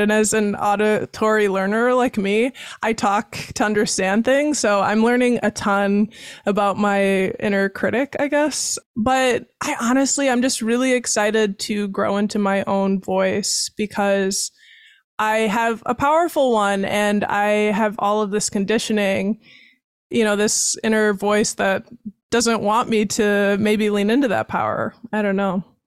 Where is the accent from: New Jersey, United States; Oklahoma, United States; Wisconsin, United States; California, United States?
Wisconsin, United States; Baraboo; born or raised there; also born or lived in Chicago, Illinois / Waukegan, Illinois; now in Madison, United States